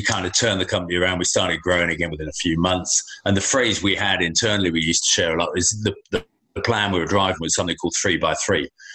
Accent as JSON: {"language": "English", "town": "Folkestone", "region": "South East England", "country": "United Kingdom", "tie": "born or raised there", "also_born_or_lived": "London", "moved": "as an adult", "said": "I left my hometown down in Folkestone, Kent."}